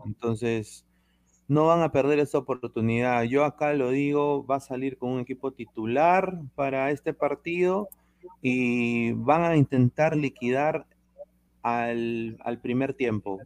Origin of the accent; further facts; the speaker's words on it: Peru; yo, yo soy peruano